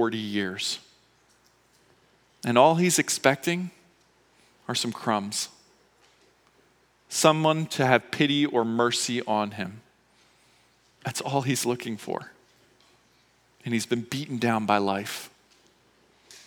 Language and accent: English; Philadelphia, Pennsylvania, United States; I grew up in Philadelphia